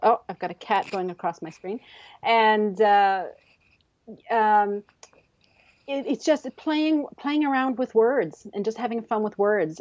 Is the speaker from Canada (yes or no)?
yes; Canada; also born or lived in Newfoundland and Labrador; I'm a Canadian author living in the, in the province of Newfoundland and Labrador